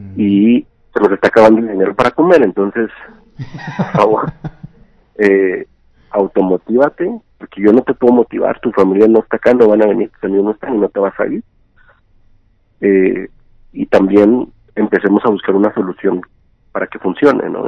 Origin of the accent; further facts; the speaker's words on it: Ciudad Juárez, Chihuahua, Mexico; moved away as an adult; also born or lived in Argentina; now in Mexico City, Mexico; nací nací crecí en Juárez, viví allá hasta los 24 años